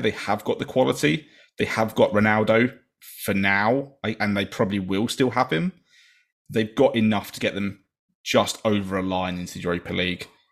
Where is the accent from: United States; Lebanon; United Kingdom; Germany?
United Kingdom; England; as an English person